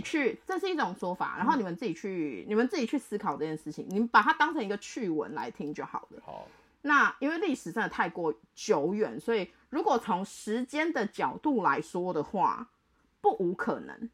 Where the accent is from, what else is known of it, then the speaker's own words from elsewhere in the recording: Taiwan; 我所谓的拿手菜就是我的家乡菜嘛，嗯，所以我那时候会弄，比如说就是弄中菜或是台湾菜啊